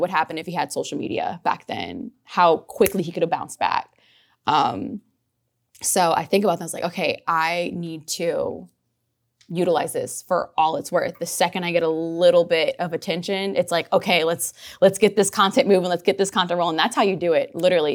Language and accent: English; New Orleans, Louisiana, United States; I'm from New Orleans. I'm from the West Bank of New Orleans